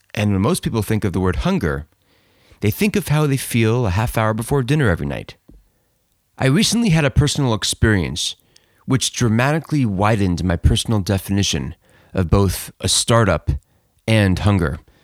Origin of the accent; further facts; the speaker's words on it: Teaneck, New Jersey, United States; We we grew up in Teaneck, New Jersey together.